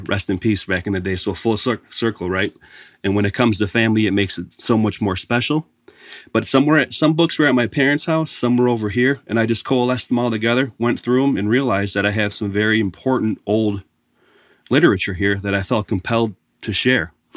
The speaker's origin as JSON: {"language": "English", "town": "Buffalo", "region": "New York", "country": "United States", "tie": "born or raised there", "said": "I was born and raised in Buffalo"}